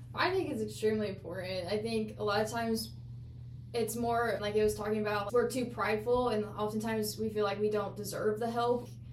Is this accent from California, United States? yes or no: no; Illinois, United States; I'm from Illinois